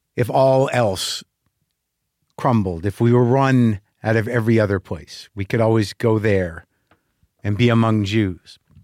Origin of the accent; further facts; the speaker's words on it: United States; I'm an American Jew